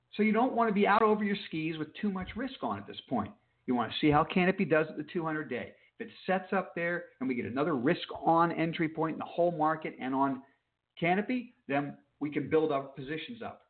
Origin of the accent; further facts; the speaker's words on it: Palm Beach, Florida, United States; I'm from Palm Beach